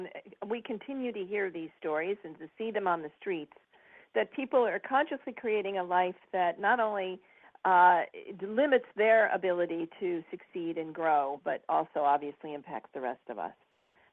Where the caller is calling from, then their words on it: Westlake Village, California, United States; I'm calling in from Southern California, just outside of Los Angeles, a little place called Westlake Village.